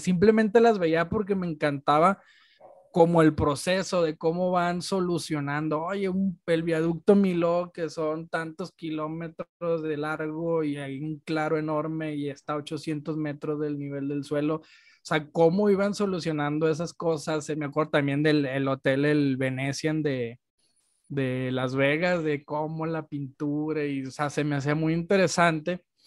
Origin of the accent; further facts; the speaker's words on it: Culiacán, Sinaloa, Mexico; moved away as an adult; now in Guadalajara, Mexico; yo soy de Culiacán y estudié en Guadalajara